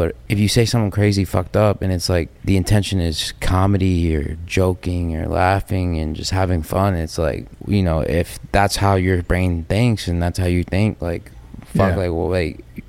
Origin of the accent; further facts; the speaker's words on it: United States; also born or lived in Miami; Oh, because I'm American.